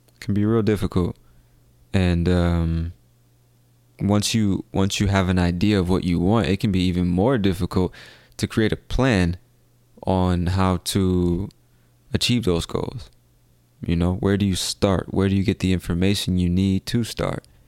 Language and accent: English; United States; I come from America, the land of opportunity